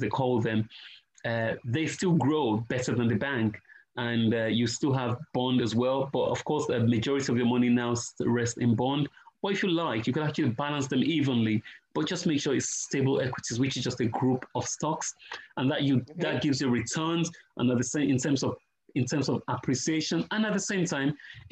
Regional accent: Nigeria; I'm Nigerian, right? And rice is our staple food

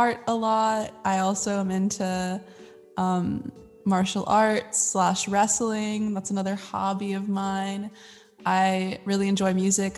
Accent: Virginia, United States; now in Los Angeles, United States; I'm originally from Virginia

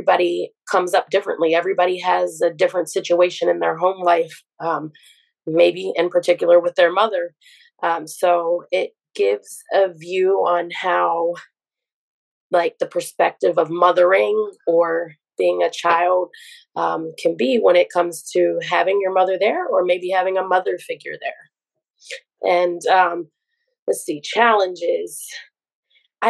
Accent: Baltimore, Maryland, United States; I am from Baltimore, Maryland.

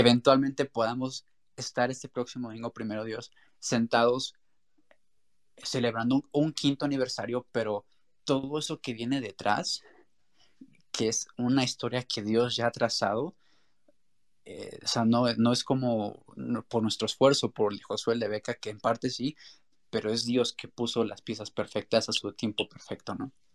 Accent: Mexico; en nuestra cultura también mexicana

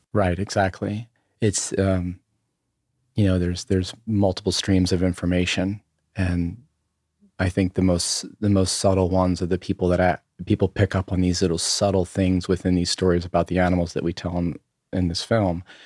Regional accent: Berlin, Maryland, United States; moved away; also born or lived in Ocean City, Maryland / Los Angeles; I grew up on the eastern shore of, of Maryland, uh, in a town of, uh, called, uh, Berlin. Maryland, it's just outside of Ocean City, Maryland

